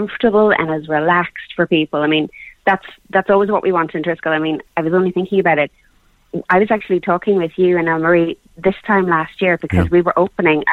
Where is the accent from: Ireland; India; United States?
Ireland; Cork, Munster; we're from Cork. I'm a Cork girl